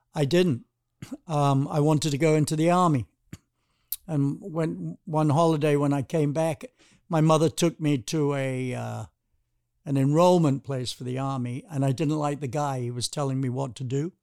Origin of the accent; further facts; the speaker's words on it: United Kingdom; moved away; growing up in Britain